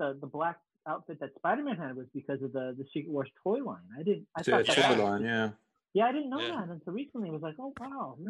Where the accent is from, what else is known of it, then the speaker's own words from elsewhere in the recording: Malibu, California, United States; I said, I'm from Malibu, and I love your guys' stuff and all that.